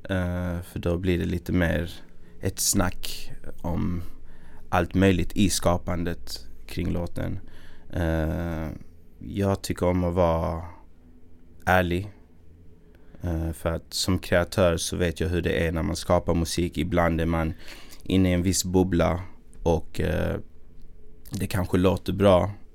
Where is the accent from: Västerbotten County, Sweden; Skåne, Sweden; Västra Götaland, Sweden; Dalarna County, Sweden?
Skåne, Sweden; Malmö; accent: Malmö dialect; när jag gjorde min grej i Malmö